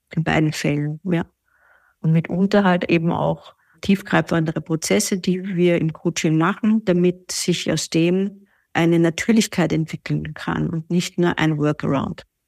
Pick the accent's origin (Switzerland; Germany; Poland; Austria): Austria; Vienna; ich komme aus Wien